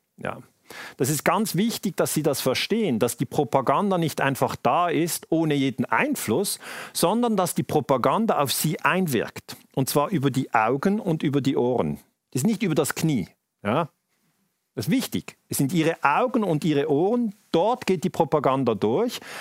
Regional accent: Switzerland; Bei uns in der Schweiz

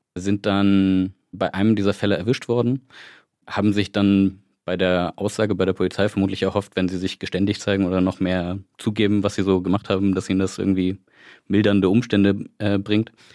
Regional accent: Wismar, Mecklenburg-Vorpommern, Germany; now in Leipzig, Germany; ich komme würdig aus Wismar, lebe aber in Leipzig schon seit einigen Jahren

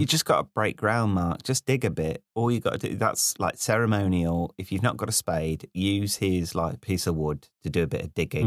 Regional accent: Midlands, United Kingdom; moved away; also born or lived in London; the first time I became aware that I was from the Midlands was when I left the Midlands and, uh, I was in London and I used the word gambol

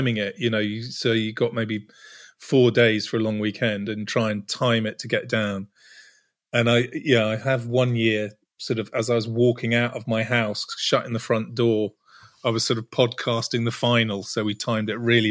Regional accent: Cornwall, South West England, United Kingdom; I grew up surfing in Cornwall

